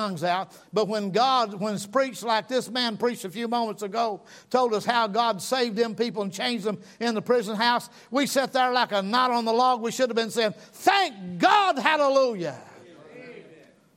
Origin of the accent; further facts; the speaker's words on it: North Georgia, United States; I'm from North Georgia